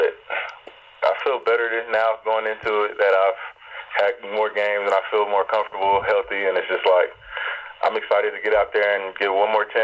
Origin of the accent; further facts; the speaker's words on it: Atlanta, Georgia, United States; in Atlanta. So it was like my hometown.